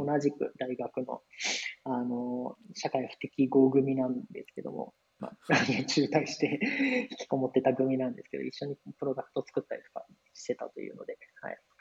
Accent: Osaka, Japan; moved away as an adult; also born or lived in Kyoto; now in Tokyo, Japan; 関西僕大阪出身で

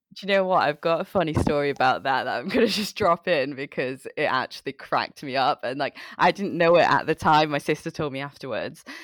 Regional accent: Manchester, North West England, United Kingdom; moved away as an adult; also born or lived in Chittagong, Bangladesh; now in London, United Kingdom; I came here when I was five years old.

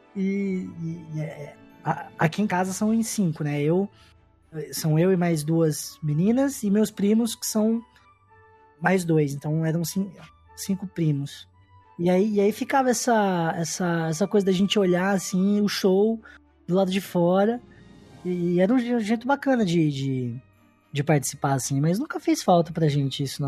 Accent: Ribeirão Preto, São Paulo, Brazil; Sou de Ribeirão Preto

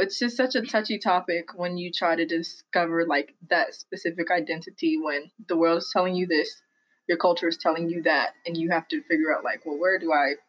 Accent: United States; I was born in America for the first time in my like family.

